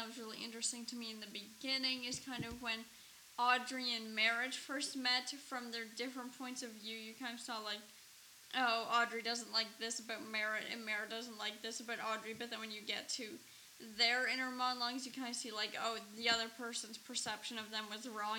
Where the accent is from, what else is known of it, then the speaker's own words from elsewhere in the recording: Ontario, Canada; growing up in Canada